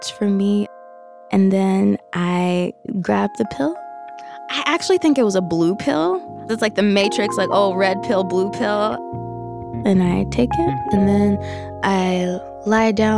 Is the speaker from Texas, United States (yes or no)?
no; Kentucky, United States; I grew up in Kentucky, Southern girl, girl from the countryside, for sure.